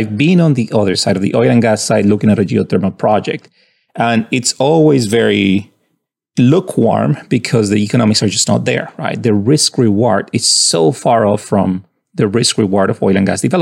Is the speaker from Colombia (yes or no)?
yes; Colombia; moved away as an adult; I'm from Colombia and I found my way into MIT as an undergrad